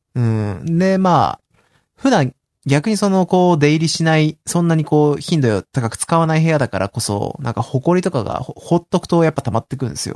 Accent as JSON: {"language": "Japanese", "region": "Osaka", "country": "Japan", "said": "僕大阪ですけど。"}